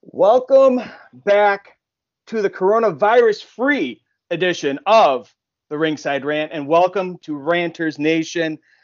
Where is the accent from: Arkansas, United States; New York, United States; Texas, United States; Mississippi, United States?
New York, United States; Buffalo; when I grew up in Buffalo uh, back in the early 2000s